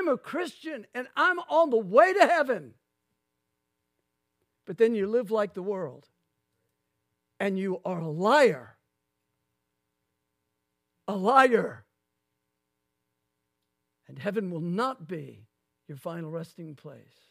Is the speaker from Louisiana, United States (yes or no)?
yes; Lafayette, Louisiana, United States; when I grew up in Lafayette, Louisiana, going to my mother's church